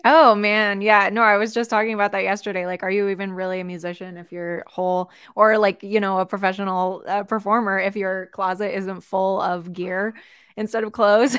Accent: Seattle, Washington, United States; also born or lived in Colorado; I'm from Seattle, born and raised

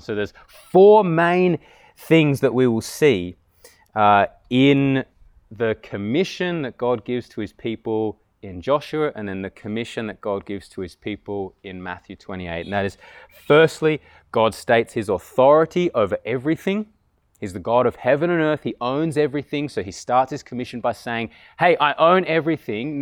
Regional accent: Canberra, Australian Capital Territory, Australia; I grew up here in Tuggeranong and went 22 years without ever really hearing the gospel

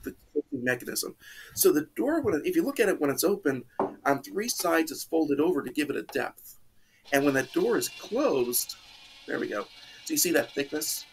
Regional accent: Midwest, United States; moved away as an adult; now in Texas, United States; I grew up in the Midwest

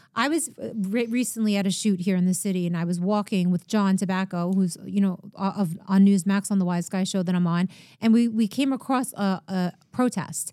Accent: Long Island, New York, United States; I grew up in Long Island

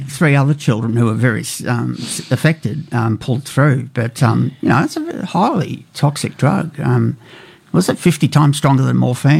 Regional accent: California, United States; now in Canberra, Australia; this is one from my home state in America.

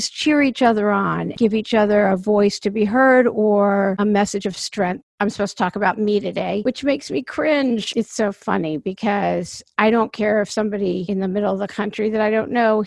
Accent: East Coast, United States; now in Los Angeles, United States; I am from the East Coast, even though I live in LA now, and I have for years.

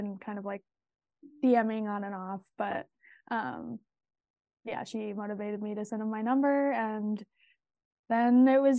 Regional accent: Madison, Wisconsin, United States; No, I'm actually from Madison, Wisconsin.

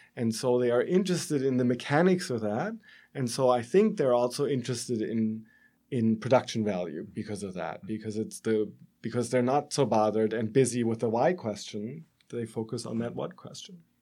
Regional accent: Germany; accent: German; moved away as an adult; as you can tell, I'm German from my accent

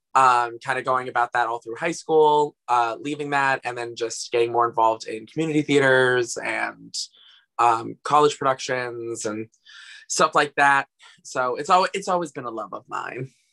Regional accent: Asbury Park, New Jersey, United States; I'm from Asbury Park, New Jersey

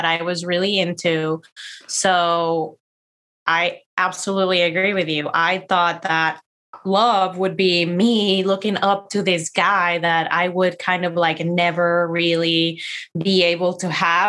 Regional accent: Mexico; we come from the Mexican culture

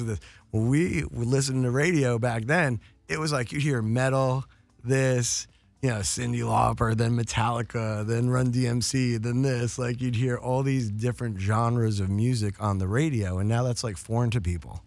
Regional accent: New York, United States; moved away; also born or lived in Towson, Maryland; I grew up in New York

